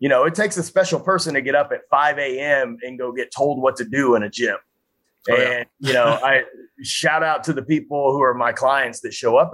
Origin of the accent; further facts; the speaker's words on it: Frisco, Texas, United States; my hometown of Frisco, Texas